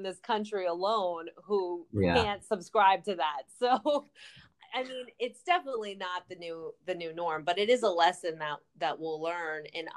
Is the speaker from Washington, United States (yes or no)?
no; New Jersey, United States; we're from New Jersey